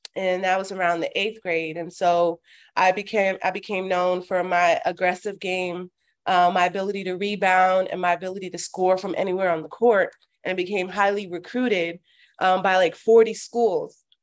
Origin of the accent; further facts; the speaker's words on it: Miami, Florida, United States; also born or lived in Orlando, Florida; I was born and raised in Miami, Florida.